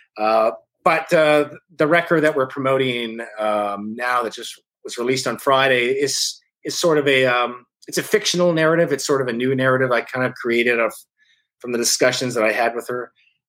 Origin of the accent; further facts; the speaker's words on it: Thunder Bay, Ontario, Canada; also born or lived in London, Ontario; my hometown of Thunder Bay